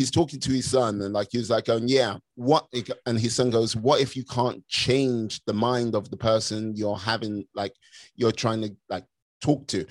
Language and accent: English; United Kingdom; moved away; as a Brit abroad